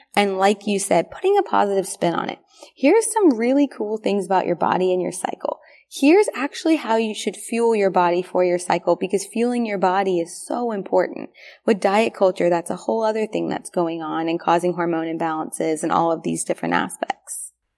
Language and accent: English; the South, United States; We grew up in the South